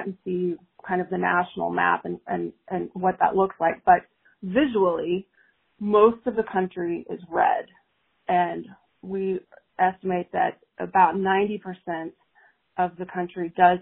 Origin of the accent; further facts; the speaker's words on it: Texas, United States; I am a Texan myself